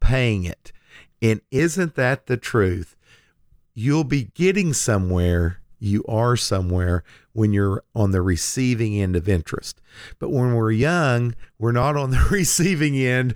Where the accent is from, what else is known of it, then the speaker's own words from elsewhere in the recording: Lindsay, Oklahoma, United States; when I was a young man growing up in Lindsay, Oklahoma